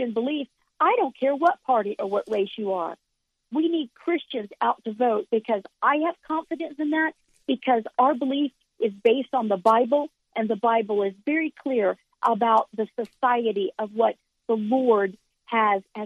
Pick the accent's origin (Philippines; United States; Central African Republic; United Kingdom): United States; Central Florida; moved away as an adult; now in Oklahoma, United States; I was born and raised in Florida and in Central Florida.